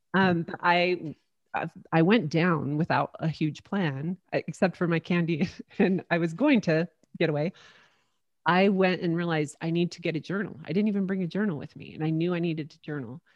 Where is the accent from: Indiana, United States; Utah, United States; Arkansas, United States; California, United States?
Utah, United States; St. George; moved away; back in my hometown of Saint George, Utah.